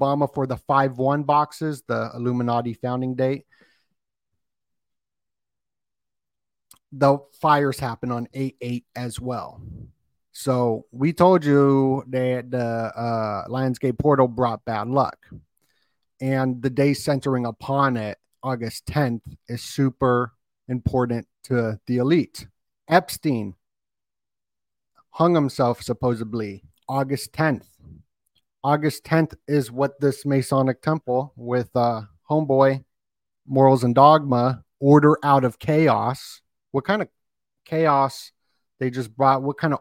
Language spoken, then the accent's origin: English; Las Vegas, Nevada, United States; I'm from Las Vegas